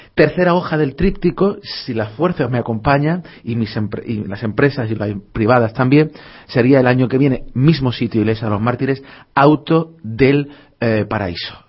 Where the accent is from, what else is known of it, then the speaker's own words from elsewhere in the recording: Málaga, Andalusia, Spain; me siento malagueño 100%